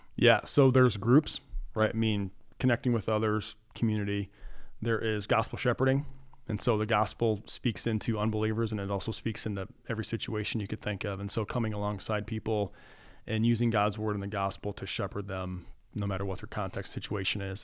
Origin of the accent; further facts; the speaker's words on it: Cedar Falls, Iowa, United States; my wife and I grew up in Cedar Falls. So after forty years living there, we are in the process of making the move down to Cedar Rapids